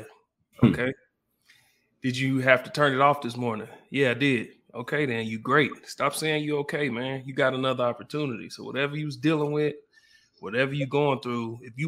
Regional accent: Oklahoma City, Oklahoma, United States; I'm a kid from Southside Oklahoma City

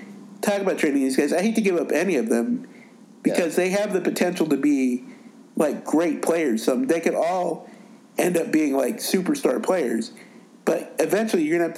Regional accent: Montana, United States; I'm from Montana and I've never lived in Chicago.

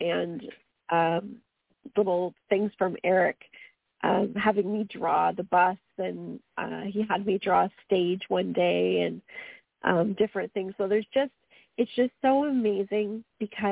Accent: Canada; accent: Canadian; my Canadian accent

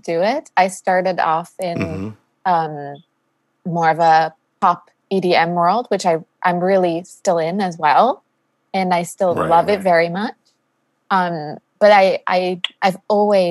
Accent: Austria; moved away; I'm originally from Austria, so even further east than DC

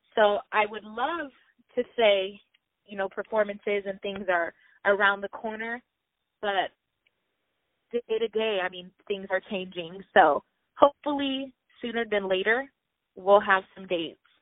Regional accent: Pomona, California, United States; originally, I'm from Pomona, California

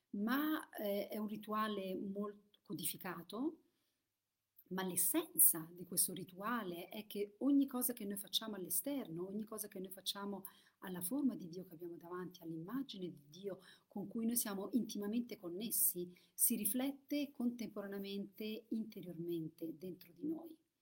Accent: Italy; io sono vissuta in Italia e, ehm, e quindi ho questo vissuto e per questo facevo la messa quando ero piccola

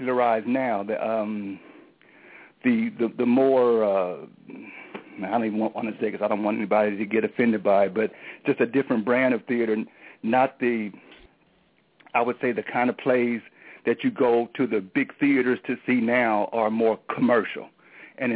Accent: Portland, Oregon, United States; moved away as an adult; also born or lived in California; I was born and raised in Portland, Oregon. Moved to California immediately after high school

